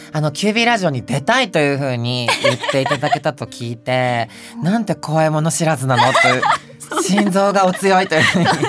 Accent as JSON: {"language": "Japanese", "region": "Kansai", "country": "Japan", "accent": "Kansai dialect", "said": "関西でごめんなさい。"}